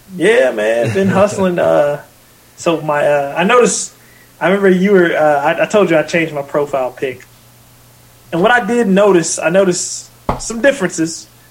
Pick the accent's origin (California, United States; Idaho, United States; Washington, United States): Washington, United States; Vancouver; moved away; also born or lived in Portland, Oregon; It was right in my hometown, where I grew up